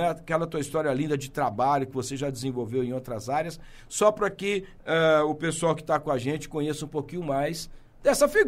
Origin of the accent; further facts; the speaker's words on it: São José do Rio Pardo, São Paulo, Brazil; É, eu, eu, eu, que legal, eu sou de São José do Rio Pardo, é.